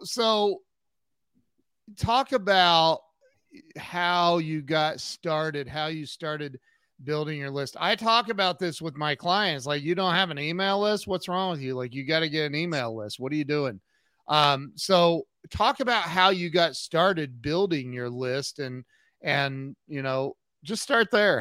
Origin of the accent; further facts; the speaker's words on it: United States; I'm from America